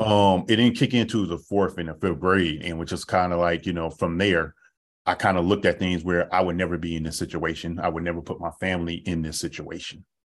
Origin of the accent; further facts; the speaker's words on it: Oakland, California, United States; moved away as an adult; also born or lived in Sacramento, California; I'm from Oakland, California, born, raised, grew up there